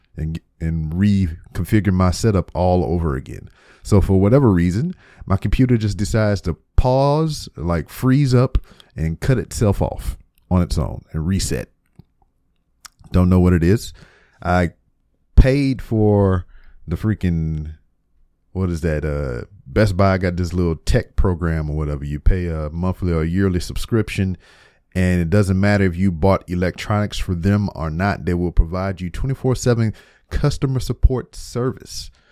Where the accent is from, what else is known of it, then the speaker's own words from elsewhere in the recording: Lake Charles, Louisiana, United States; moved away as an adult; now in Houston, United States; my hometown of Lake Charles, Louisiana